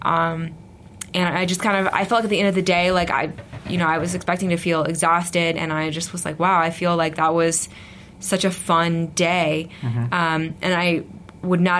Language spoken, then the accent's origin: English; South Carolina, United States; also born or lived in Idaho; now in Utah, United States; I grew up in South Carolina